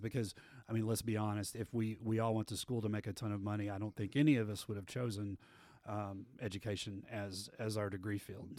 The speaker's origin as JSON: {"language": "English", "town": "Abilene", "region": "Texas", "country": "United States", "tie": "born or raised there", "said": "I grew up in Abilene, Texas, out in West Texas, and went to Wiley High School out there."}